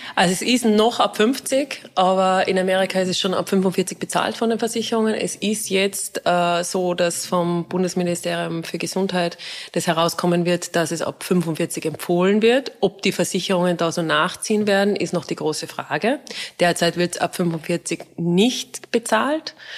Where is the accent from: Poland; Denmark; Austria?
Austria; Innsbruck, Tyrol; moved away as an adult; also born or lived in Salzburg; ich bin ursprünglich aus Innsbruck, ja. bin dann nach Salzburg gekommen